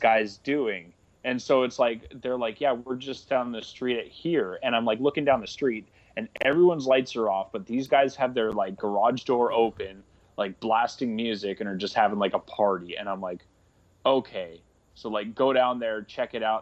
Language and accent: English; Canada; moved away; I'm originally from Canada